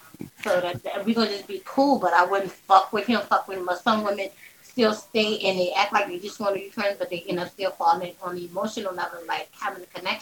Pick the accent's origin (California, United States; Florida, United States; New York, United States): New York, United States; New York City; I'm from New York